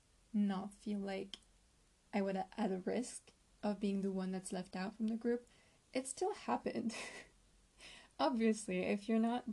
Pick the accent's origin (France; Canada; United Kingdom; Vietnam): France; I am 22 years old and I'm from France.